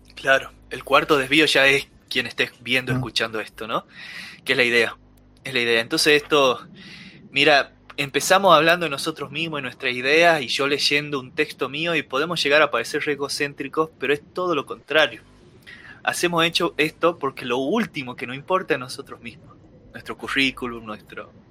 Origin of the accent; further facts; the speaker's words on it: Salta, Argentina; somos salteños, nos gusta Salta, y aunque yo hable de hacker yankee, sigo siendo el mismo salteño